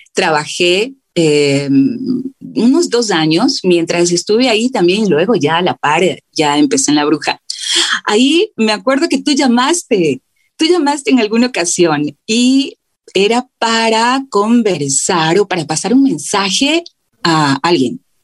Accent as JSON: {"language": "Spanish", "town": "Quito", "region": "Pichincha", "country": "Ecuador", "tie": "born or raised there", "said": "yo soy acá de Quito, vengo de una familia muy grande"}